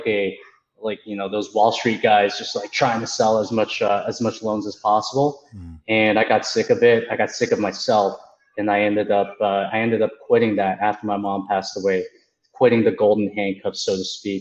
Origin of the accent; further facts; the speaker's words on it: Markham, Ontario, Canada; I grew up in a small town called Markham, Ontario, and that's okay. In Canada